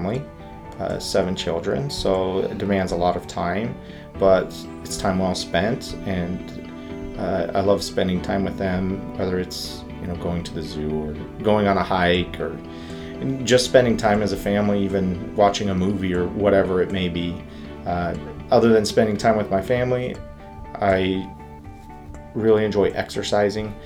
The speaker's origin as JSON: {"language": "English", "region": "Northern California", "country": "United States", "tie": "born or raised there", "also_born_or_lived": "Utah / Ontario, Canada", "moved": "yes", "said": "I was born and raised in California, in a small town in Northern California in the Redwood Forest"}